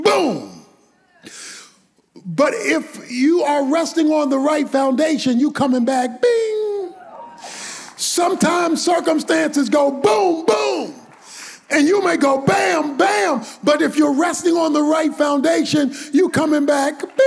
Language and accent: English; Baltimore, Maryland, United States; When I was a boy growing up in Baltimore, in urban Baltimore